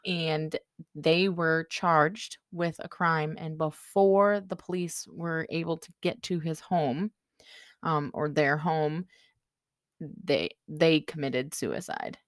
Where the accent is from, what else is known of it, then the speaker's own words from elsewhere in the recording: United States; accent: American; pardon my American accent